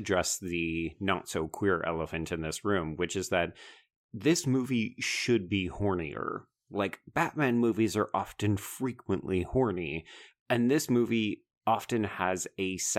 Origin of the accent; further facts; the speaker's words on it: Canada; as a Canadian.